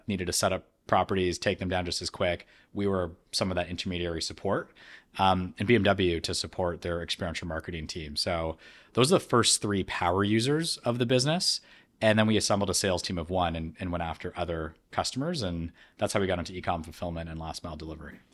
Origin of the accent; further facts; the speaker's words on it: Canada; being born and raised in Canada